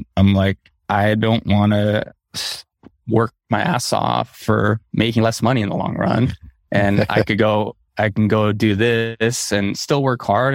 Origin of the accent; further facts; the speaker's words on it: Southern California, United States; I grew up in Southern California